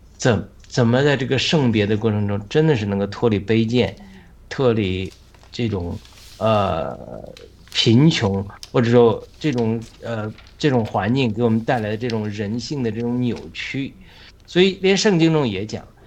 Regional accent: China; 我们中国人

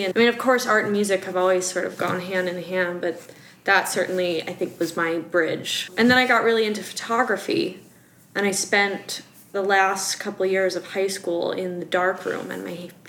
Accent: Wisconsin, United States; accent: Wisconsin; If you only heard my Wisconsin accent come out, I would be talking like this, yeah.

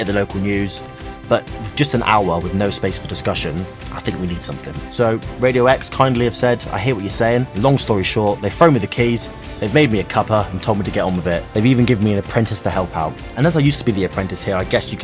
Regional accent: Devon, South West England, United Kingdom; growing up in Devon, being a mixed race lad

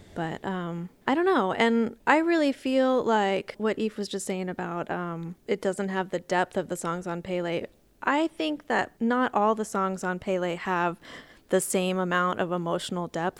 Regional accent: Texas, United States; I'm from Texas, and so we have Texas history in Texas

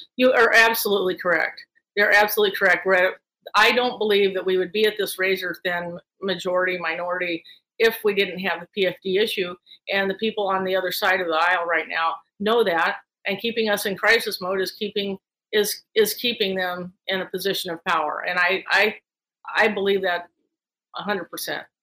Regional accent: Talkeetna, Alaska, United States; also born or lived in Palmer, Alaska; I grew up in Talkeetna

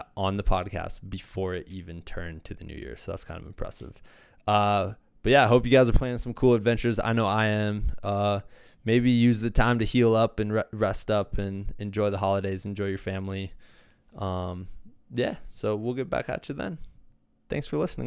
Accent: Iowa, United States; now in Colorado, United States; I'm from Iowa

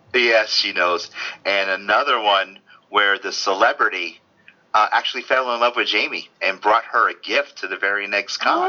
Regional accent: Norwalk, Connecticut, United States; growing up in Connecticut, Norwalk, Connecticut, close to New York

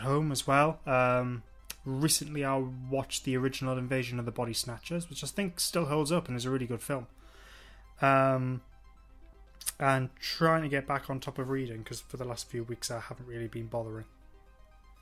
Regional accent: England, United Kingdom; being English

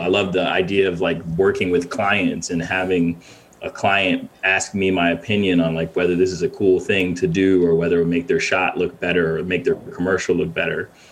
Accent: Ghana; also born or lived in Windsor, Connecticut, United States / Boston, United States; now in New York, United States; I was born in Ghana, in West Africa. Uh, uh, moved to from Ghana to Windsor, Connecticut, uh, uh early '90s, or no, no, actually late 90s is when we moved

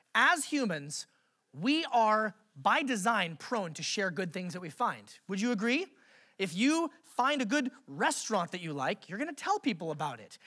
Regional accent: Alaska, United States; I grew up in Alaska

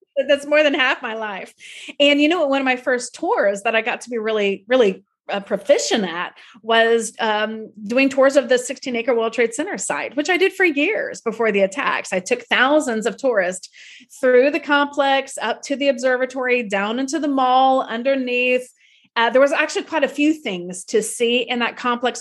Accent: Tallahassee, Florida, United States; now in New York City, United States; my childhood home in Tallahassee

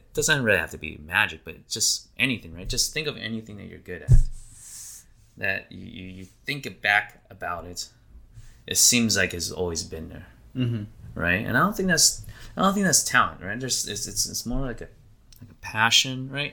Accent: Idaho, United States; I grew up in Idaho

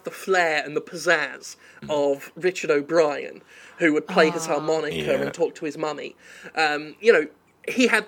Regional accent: United Kingdom; you and I are British.

